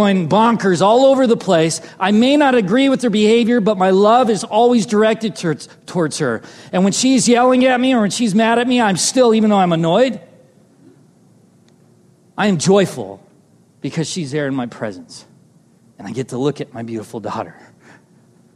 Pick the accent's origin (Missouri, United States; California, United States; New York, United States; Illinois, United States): California, United States; Southern; I'm from Southern California